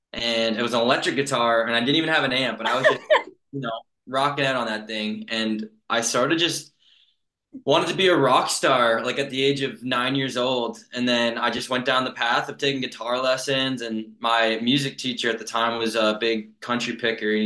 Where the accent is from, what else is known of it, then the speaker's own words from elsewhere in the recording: Mildmay, Ontario, Canada; I'm from a small town in Ontario, Canada called Mildmay. And I grew up there my whole life